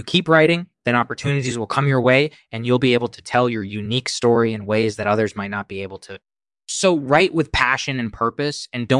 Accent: New York City, New York, United States; also born or lived in Bulgaria; Well, I was born in Bulgaria in 1968, and my family immigrated to the United States in the early 1980s. We settled in New York City, where I grew up and began my writing career.

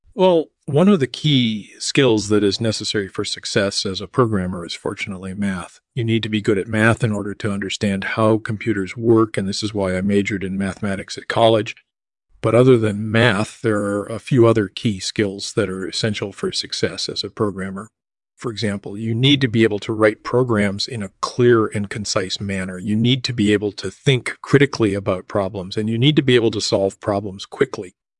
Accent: suburbs of Chicago, Illinois, United States; also born or lived in Wisconsin; I was born in Wisconsin in nineteen fifty-seven, and I grew up in the suburbs of Chicago

